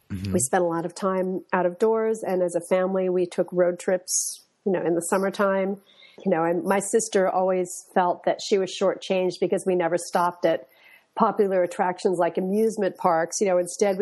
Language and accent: English; Westport, Connecticut, United States; I grew up in Westport, Connecticut, which is about an hour or so away from New York City.